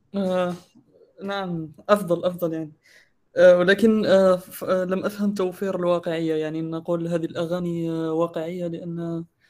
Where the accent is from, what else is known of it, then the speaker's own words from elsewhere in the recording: Algeria; أنا من الجزائر